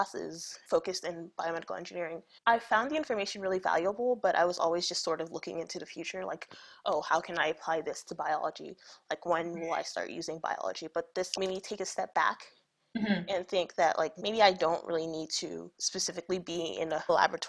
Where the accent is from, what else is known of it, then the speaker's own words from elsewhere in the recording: Nigeria; moved away; I grew up in Nigeria